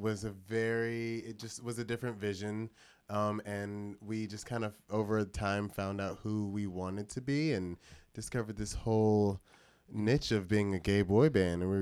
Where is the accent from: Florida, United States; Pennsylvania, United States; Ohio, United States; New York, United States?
Florida, United States; St. Petersburg; now in Tampa, United States; Originally St. Petersburg, Florida, but I moved to Tampa